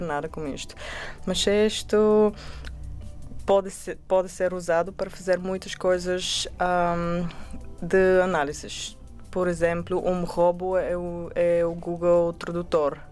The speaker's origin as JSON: {"language": "Portuguese", "country": "Bulgaria", "second_language": "Portuguese", "moved": "yes", "lives_now": "Portugal", "said": "eu sou do Bulgária, o meu português é quase bem"}